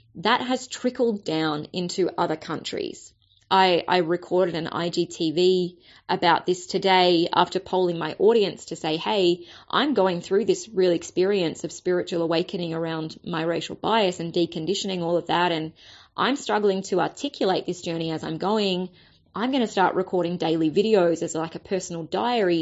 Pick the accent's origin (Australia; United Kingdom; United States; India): Australia; as a white Australian